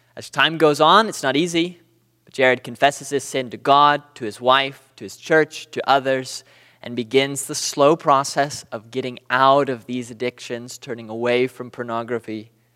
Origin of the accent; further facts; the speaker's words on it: Southern California, United States; moved away as an adult; now in Booneville, United States; I'm from Southern California